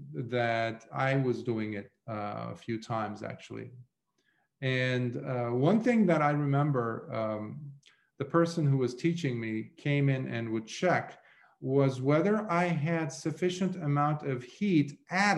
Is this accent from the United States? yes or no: no; Lebanon; moved away; growing up in Lebanon, when I was about 11, 12, I had gone to learn the business or art of goldsmithing